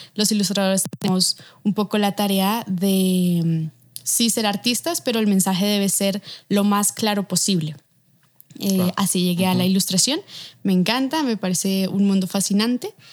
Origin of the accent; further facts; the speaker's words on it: Bogotá, Colombia; moved away as an adult; now in Mexico; soy de aquí de Bogotá, Colombia, tengo 27 años, vivo actualmente en México